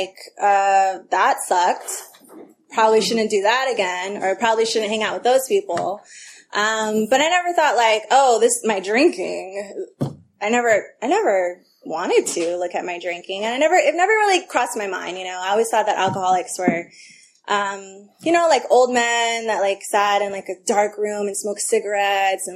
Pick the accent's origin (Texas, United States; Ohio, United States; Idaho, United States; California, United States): California, United States; Albany; also born or lived in El Cerrito, California; I grew up in the Bay Area in the East Bay. I grew up in Albany and then I went to El Cerrito High.